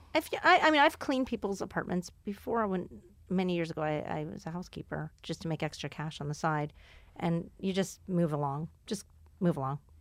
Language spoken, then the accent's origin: English; Houston, Texas, United States; Houston's my hometown.